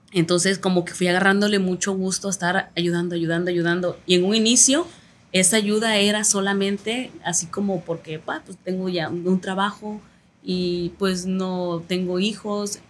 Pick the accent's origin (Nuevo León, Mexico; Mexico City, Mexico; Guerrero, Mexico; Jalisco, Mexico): Guerrero, Mexico; Tierra Colorada; also born or lived in Chilpancingo; no había un lugar donde nacer en Tierra Colorada más que de partera